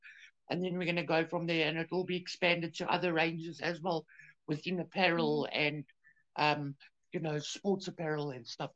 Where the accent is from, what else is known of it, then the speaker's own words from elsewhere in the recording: South Africa; we're all from South Africa